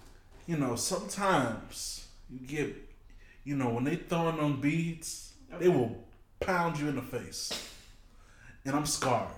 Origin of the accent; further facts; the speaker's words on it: Louisiana, United States; born there; But as I grew up going to Louisiana every year. I was born in Louisiana.